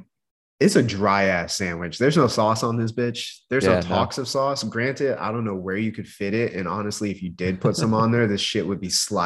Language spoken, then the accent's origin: English; United States; as an American